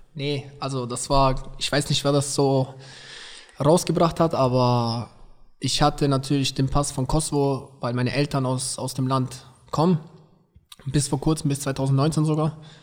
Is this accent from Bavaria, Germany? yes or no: yes; Berchtesgaden, Bavaria, Germany; ich wurde in Berchtesgaden geboren